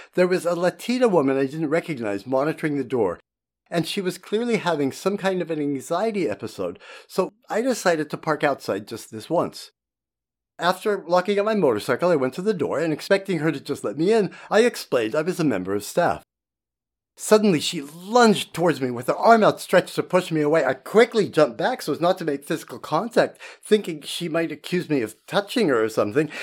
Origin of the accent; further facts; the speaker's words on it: United States; also born or lived in Germany; now in Portland, United States; We're American